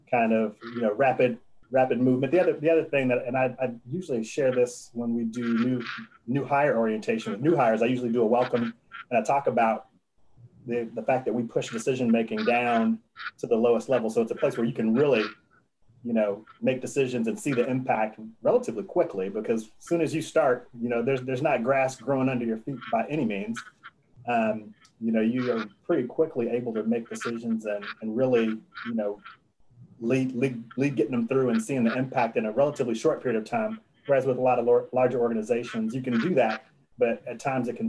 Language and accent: English; Oak Park, Illinois, United States; moved away; in a, a, town just outside of Chicago called Oak Park.